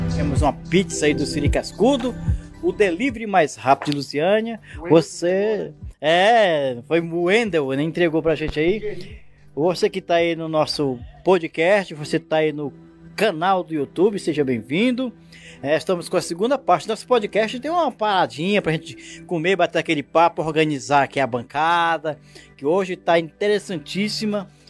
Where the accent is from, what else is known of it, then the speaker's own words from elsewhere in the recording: Piauí, Brazil; moved away; eu fui para minha da cidade Piripiri, que eu sou também piauiense